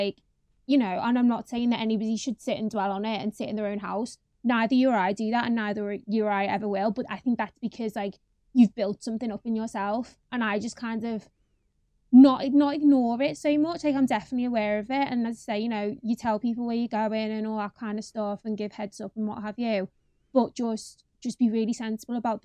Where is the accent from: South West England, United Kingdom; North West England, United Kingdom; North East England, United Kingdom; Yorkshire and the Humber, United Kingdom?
North West England, United Kingdom; Liverpool; moved away as an adult; now in London, United Kingdom; the area I'm in now isn't dissimilar to the one I grew up in Liverpool